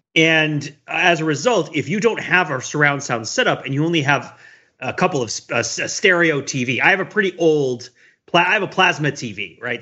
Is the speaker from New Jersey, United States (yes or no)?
yes; New Jersey, United States; I grew up around this in New Jersey, right, right outside of New York